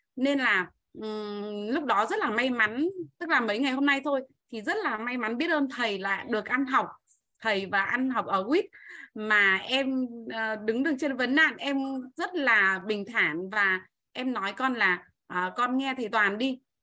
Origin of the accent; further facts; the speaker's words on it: Bac Ninh, Vietnam; em đến từ Bắc Ninh